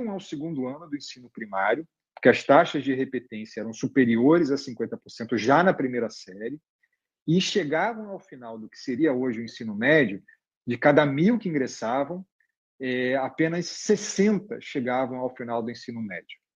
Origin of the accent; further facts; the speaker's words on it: Barbacena, Minas Gerais, Brazil; Quando eu era criança pequena em, em Barbacena